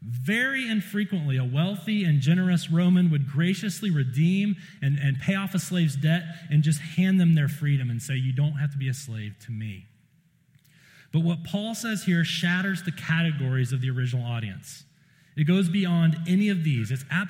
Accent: South Carolina, United States; I'm from South Carolina

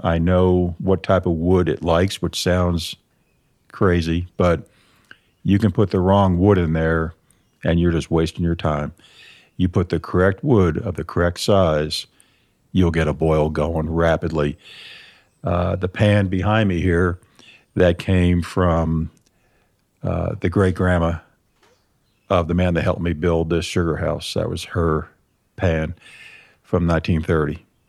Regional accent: New York, United States; Nope. I was born and raised up in Lower Adirondacks, Northern Catskill Mountains.

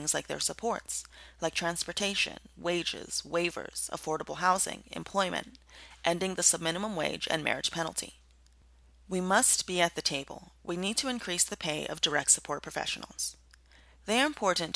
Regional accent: Fitzgerald, Georgia, United States; I'm from Fitzgerald, Georgia.

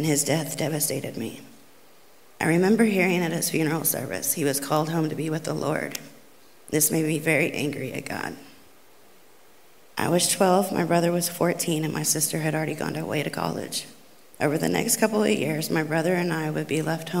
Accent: Catoosa, Oklahoma, United States; I grew up in Catoosa, Oklahoma

